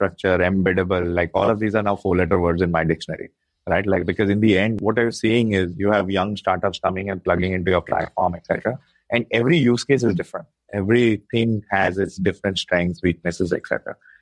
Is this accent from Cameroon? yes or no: no; India; being Indian